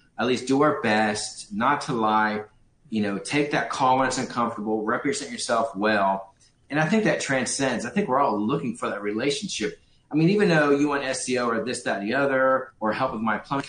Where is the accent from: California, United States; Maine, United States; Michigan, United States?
California, United States; Los Angeles; I grew up in Hollywood, California